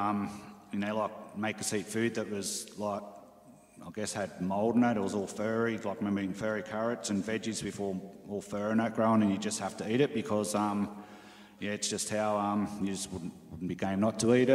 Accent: Sydney, New South Wales, Australia; I grew up in St Mary's, which is down western Sydney, near Mount Druitt and Penrith

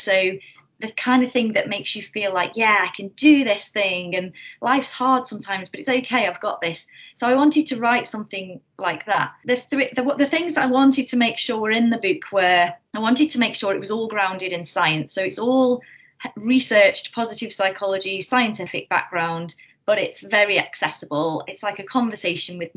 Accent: North Staffordshire, West Midlands, United Kingdom; I'm from North Staffordshire originally, from a little village

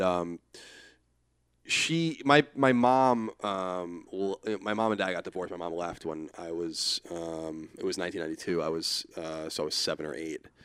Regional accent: Rockville Centre, Long Island, New York, United States; I'm from Rockaven, Long Island

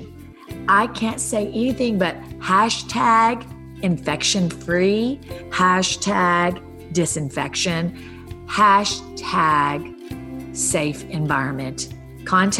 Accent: the South, United States; moved away; also born or lived in Hollywood Hills; growing up in the South, becoming a foster kid

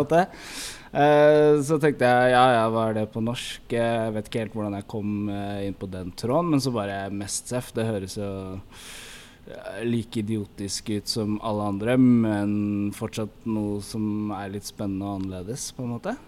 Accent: Oslo, Norway; vi vokste opp sammen på Lambertseter

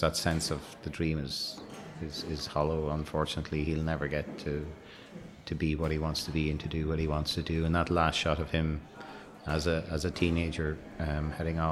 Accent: Ireland; we're Irish

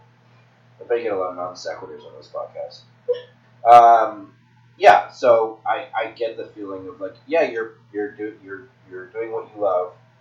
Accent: Texas, United States; I'm a Texan

